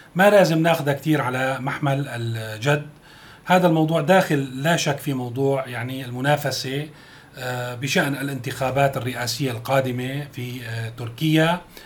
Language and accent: Arabic; Syria; نحن بنتمناه كسوريين